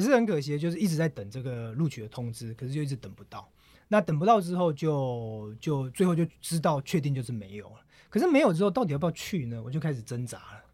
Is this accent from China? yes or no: no; Taiwan; 我前几天才做飞机从台湾过来